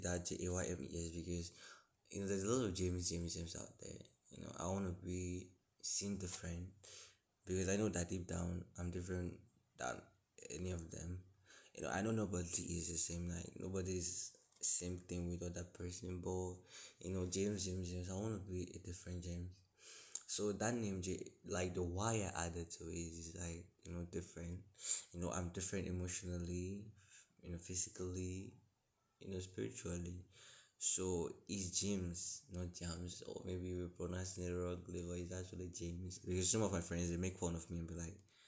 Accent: Imo, Nigeria; also born or lived in Lagos; I'm from a state in Nigeria called Imo State

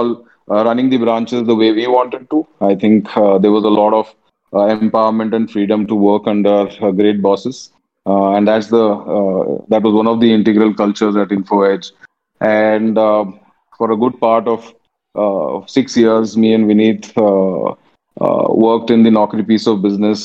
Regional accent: Pune, Maharashtra, India; also born or lived in Bangalore / Mumbai; I'm a Tamilian born and brought up in Pune

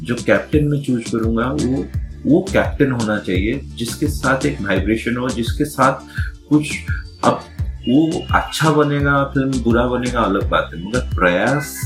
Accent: Puri, Odisha, India; born there; बचपन में उड़ीसा का पूरी जो जगन्नाथ की

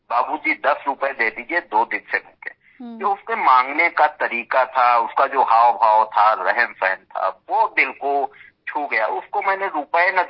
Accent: India; हम ग्रामीण क्षेत्र से परिवेश के रहने वाले हैं वहीं पले बढ़े हैं जब गांव से हम लखनऊ पढ़ाई के लिए आए

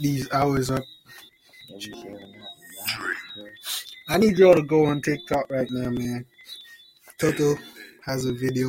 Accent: Jamaica; I'm Jamaican.

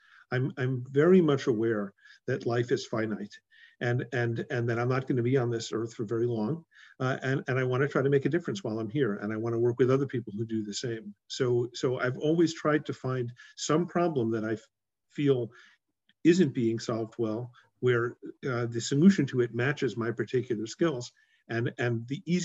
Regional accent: New York, United States; moved away as an adult; also born or lived in Princeton; now in Silicon Valley, United States; I grew up in New York.

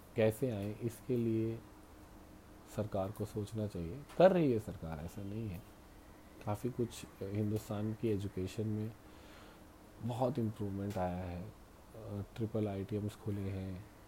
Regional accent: Rewa Satna, Madhya Pradesh, India; रीवा सतना के लोग सुनने लग जाएं जहाँ से मैं आता हूँ

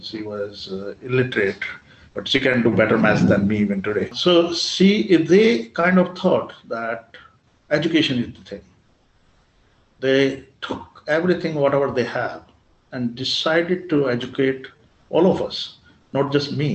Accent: Muzaffarnagar, Uttar Pradesh, India; I come from Muzaffarnagar

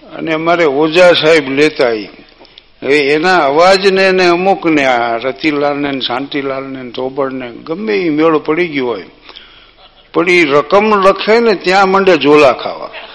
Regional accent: Gujarat, India; અમારું ગામ ભાગશાળી એટલા માટે છે કે બે તળાવ ગામની વચ્ચે તળાવ છે

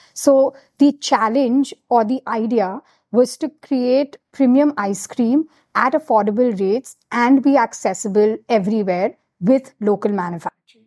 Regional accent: Kolkata, West Bengal, India; moved away as an adult; also born or lived in United States; now in Mumbai, India; I grew up in Calcutta, and I'm so proud about, like, you know, just being from Calcutta.

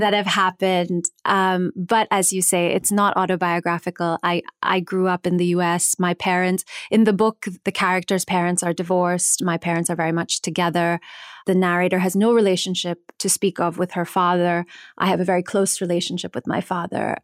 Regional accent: New Jersey, United States; I grew up in New Jersey.

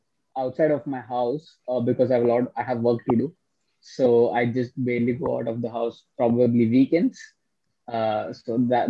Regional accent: Hyderabad, Telangana, India; I'm from Hyderabad.

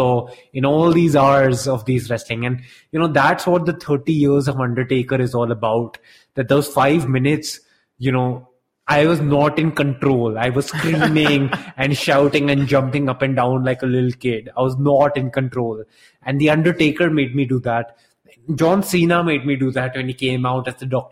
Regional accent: Delhi, India; growing up in Delhi as a kid

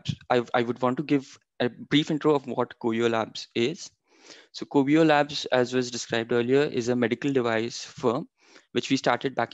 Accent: Maharashtra, India; moved away as an adult; now in Canada; being raised in India

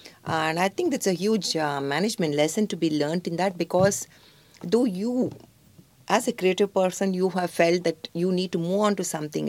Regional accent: Bangalore, Karnataka, India; especially because I come from Bangalore

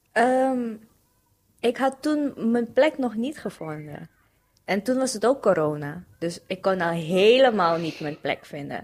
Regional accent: Suriname; moved away as an adult; now in Netherlands; Gewoon geboren en getogen in Suriname. Ehm, toen ben ik naar hier verhuisd om te studeren.

